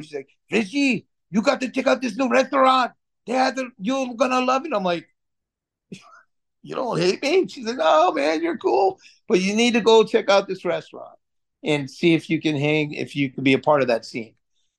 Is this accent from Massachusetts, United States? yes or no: yes; Lowell, Massachusetts, United States; also born or lived in Florida; I grew up in Lowell, Massachusetts, right? So, like, you know, I had a mullet the whole nine yards before I moved down to Florida and shit.